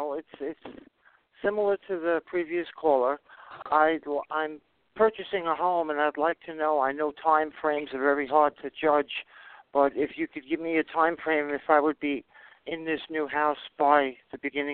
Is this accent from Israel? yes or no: no; New York City, New York, United States; my DOB is Tuesday, January 27th, 1959, at 11:54 a.m. in Hollis, Queens, New York.